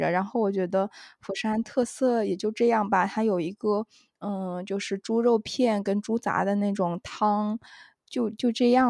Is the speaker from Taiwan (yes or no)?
no; South China, China; 除了除了洗澡这种大家坦诚相见，我觉得作为南方人还是有一些难接受，